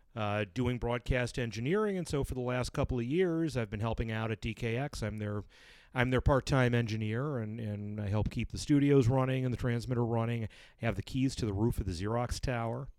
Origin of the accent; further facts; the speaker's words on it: Brighton, New York, United States; I'm a Brighton boy, Brighton High, class of eighty-eight